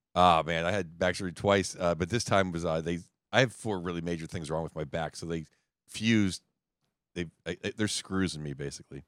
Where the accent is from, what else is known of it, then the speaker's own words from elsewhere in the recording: Pittsburgh, Pennsylvania, United States; I grew up in Pittsburgh